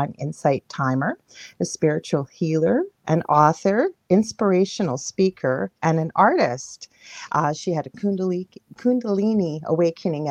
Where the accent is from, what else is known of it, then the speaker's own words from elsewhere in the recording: Canada; I'm a Canadian clairvoyant medium